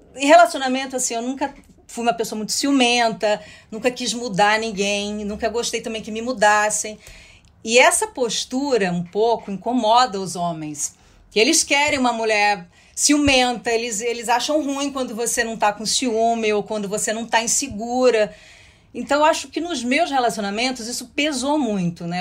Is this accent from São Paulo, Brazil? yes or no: yes; interior of São Paulo, Brazil; eu sou do interior de São Paulo